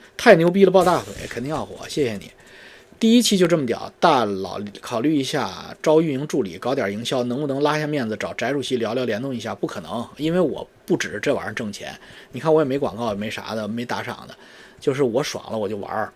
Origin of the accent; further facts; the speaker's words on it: China; 我们中国人